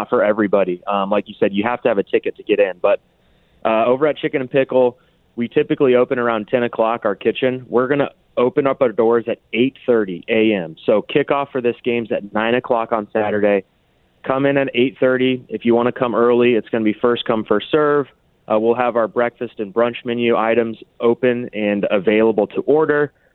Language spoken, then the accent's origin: English; Kansas City, Missouri, United States; I have immense pride for my hometown